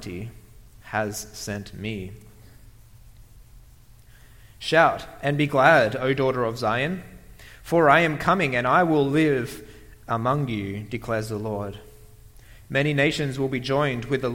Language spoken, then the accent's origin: English; Australia; moved away; I come from Australia